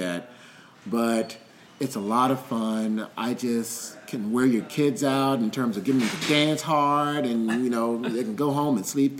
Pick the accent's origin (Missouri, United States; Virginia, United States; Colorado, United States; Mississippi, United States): Mississippi, United States; Greenville; now in Athens, United States; growing up in Greenville, Mississippi